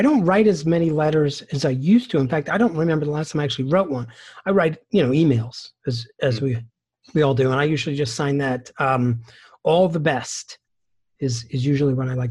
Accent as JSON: {"language": "English", "town": "Philadelphia", "region": "Pennsylvania", "country": "United States", "tie": "born or raised there", "moved": "as an adult", "lives_now": "Chicago, United States", "said": "I moved to Chicago from the Philadelphia area, another city in North America."}